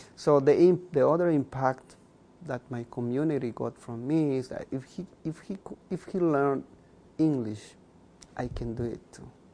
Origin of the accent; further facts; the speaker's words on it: Chichicastenango, Quiché, Guatemala; first language K'iche'; English is a second language; moved away as an adult; also born or lived in Binghamton, New York; now in United States; i'm a mayan i speak uh, uh, one of the 23 mayan languages that we have in guatemala that's my first language